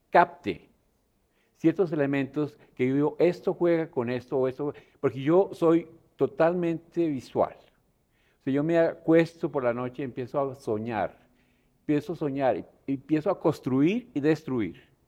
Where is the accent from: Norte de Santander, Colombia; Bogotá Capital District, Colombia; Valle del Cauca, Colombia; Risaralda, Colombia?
Bogotá Capital District, Colombia; Bogotá; born there; Pues yo nací en Bogotá.